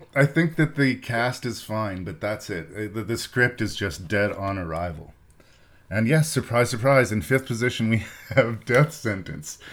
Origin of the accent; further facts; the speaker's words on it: Canada; I'm Canadian and that's where my show is from